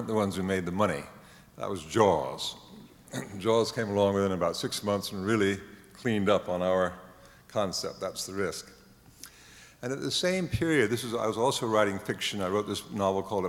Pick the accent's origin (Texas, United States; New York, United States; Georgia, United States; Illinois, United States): New York, United States; New York City; I was born in New York City, only a few blocks from here